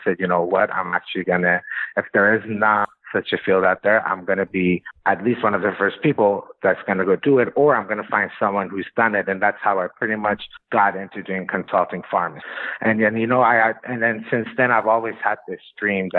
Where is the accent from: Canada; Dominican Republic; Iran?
Iran; moved away as an adult; also born or lived in Los Angeles, United States; now in United States; I was born in LA, was there till I was 7 years old, moved to Iran.